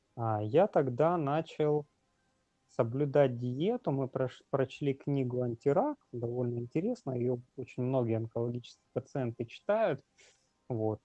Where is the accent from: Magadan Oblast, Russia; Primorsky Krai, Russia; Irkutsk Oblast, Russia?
Magadan Oblast, Russia; Magadan; moved away as an adult; now in Saint Petersburg, Russia; я сам из Магадана